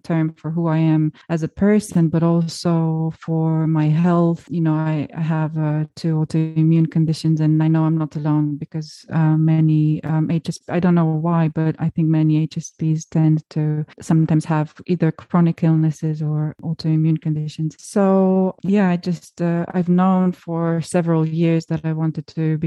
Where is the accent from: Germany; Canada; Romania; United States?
Romania; my home country of Romania